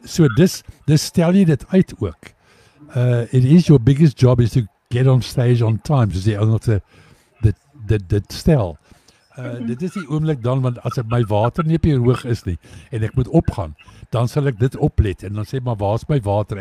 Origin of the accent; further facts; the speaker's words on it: South Africa; ons is van Suid-Afrika